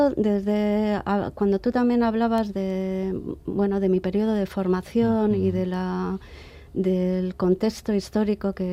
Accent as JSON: {"language": "Spanish", "town": "Bilbao", "region": "Basque Country", "country": "Spain", "tie": "born or raised there", "said": "había que tener muy en cuenta que Bilbao era mi ciudad, es mi ciudad de origen."}